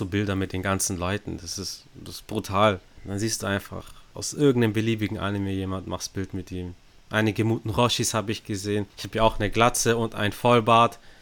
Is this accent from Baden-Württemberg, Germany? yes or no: yes; Stuttgart, Baden-Württemberg, Germany; wir sind ja aus Stuttgart